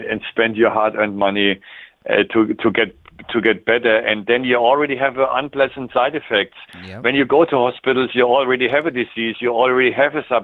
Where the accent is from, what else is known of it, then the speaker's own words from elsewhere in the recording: Germany; accent: German; English is a second language; moved away as an adult; also born or lived in Switzerland; now in Canada; my German strong accent